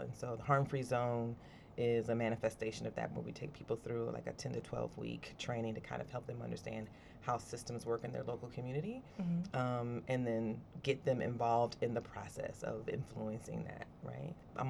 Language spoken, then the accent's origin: English; New Bern, North Carolina, United States; moved away as an adult; now in Durham, United States; … is originally from North Carolina, originally from New Bern. My family's been in Eastern North Carolina for about 7 generations. My mom was born in Pitt County. My dad was born in Craven County, and we have family in Pamlico, Jones, and Lenore.